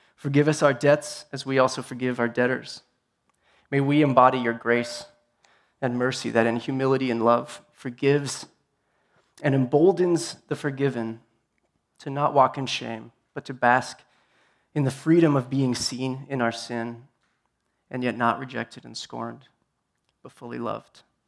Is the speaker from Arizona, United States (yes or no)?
yes; Tucson, Arizona, United States; I'm from Tucson